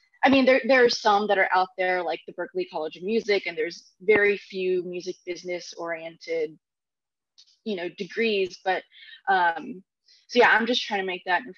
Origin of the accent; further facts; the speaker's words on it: Katy, Texas, United States; I grew up in Houston, in a suburb of Houston called Katy